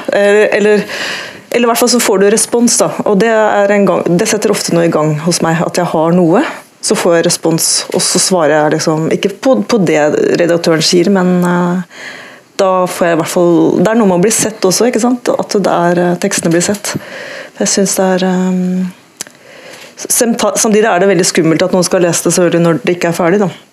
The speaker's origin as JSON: {"language": "Norwegian", "town": "Tønsberg", "region": "Vestfold", "country": "Norway", "tie": "born or raised there", "also_born_or_lived": "Oslo", "said": "jeg ikke er født i Tønsberg, men eh, i Oslo, men jeg vokste opp i Tønsberg"}